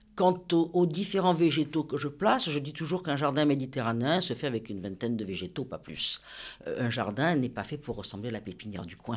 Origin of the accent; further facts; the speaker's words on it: Nice, Provence-Alpes-Côte d'Azur, France; also born or lived in Cabris / Villefranche-sur-Mer; je suis née à Nice, mon papa est né à Cabris et ma maman est née à Villefranche-sur-Mer